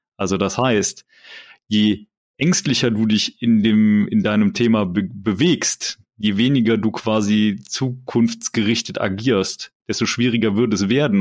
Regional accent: Germany; als, als Deutsche

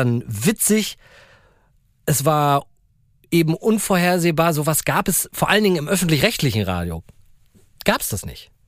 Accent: Berlin, Germany; Ich bin ja in Berlin-Spandau aufgewachsen, übelste Vorstadt.

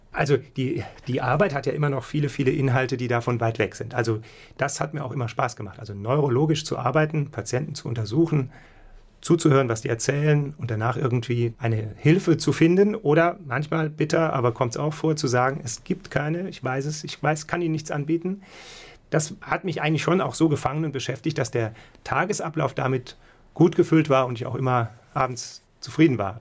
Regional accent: Saarbrücken, Saarland, Germany; also born or lived in Munich / Krefeld; now in Mainz, Germany; dann bin ich eigentlich aufgewachsen und meine, sagen wir mal, Stadt der Schule, das ist Saarbrücken

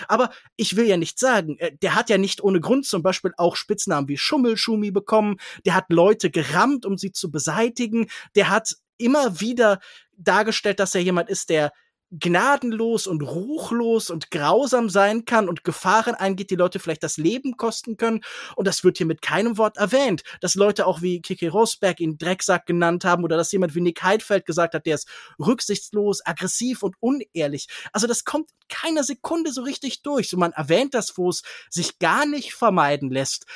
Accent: Kerpen, North Rhine-Westphalia, Germany; moved away; also born or lived in Baden-Württemberg; ich habe in Kerpenbrüggen gewohnt, ich bin in Kerpen zur Schule gegangen

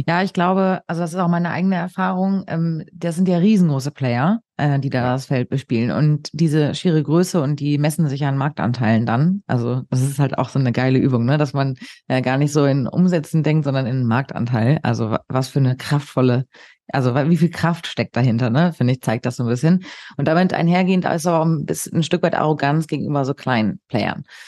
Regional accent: Hamburg, Germany; ich bin Hamburgerin

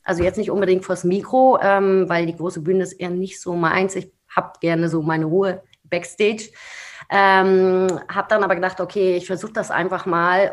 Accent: Rostock, Mecklenburg-Vorpommern, Germany; moved away as an adult; now in Berlin, Germany; ich bin gebürtige Rostockerin, äh, total glücklich dort gewesen und ähm, habe meine Heimat auch wirklich nur schweren Herzens verlassen

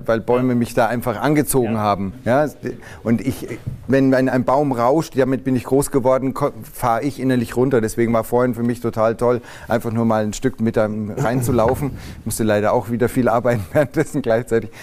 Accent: Rothenburg ob der Tauber, Bavaria, Germany; ich bin groß geworden am Taubertalhang.

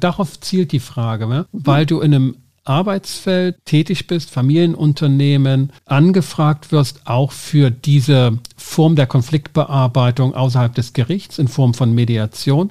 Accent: Schwarzenberg, Germany; Ich komme aus Schwarzenberg. Wir haben das im Stadtwappen. Wir haben die Geschichte im Kindergarten gehört

